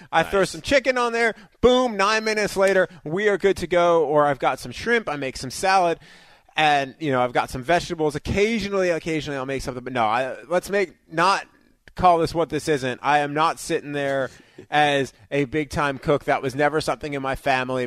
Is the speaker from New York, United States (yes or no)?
yes; New York, United States; moved away; also born or lived in Detroit; I grew up in New York